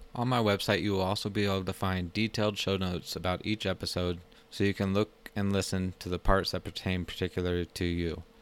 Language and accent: English; Plano, Texas, United States; moved away as an adult; also born or lived in Colorado Springs, Colorado; I'm originally from Plano, Texas, a small town north of Dallas, where I grew up for the first twenty-six years of my life